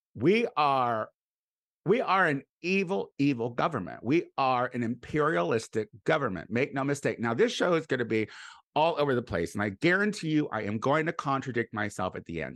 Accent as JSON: {"language": "English", "town": "Clinton", "country": "United States", "tie": "born or raised there", "moved": "yes", "said": "I'm going back to Clinton this week. That's why I'm gonna be back in my hometown."}